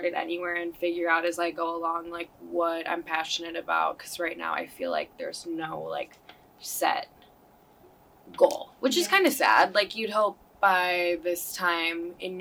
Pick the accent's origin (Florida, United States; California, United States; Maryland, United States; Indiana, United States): Indiana, United States; Dyer; also born or lived in Serbia / Schererville, Indiana; now in St. John, United States; I moved back to the States when I was about 9, in 4th grade, and I moved to, like, Dyer